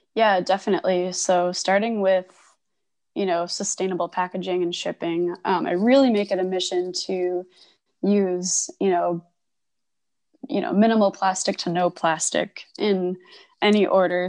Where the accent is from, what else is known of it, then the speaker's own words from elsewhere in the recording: Connecticut, United States; moved away as an adult; also born or lived in Providence, Rhode Island / Boston; now in Portland, United States; I grew up in Connecticut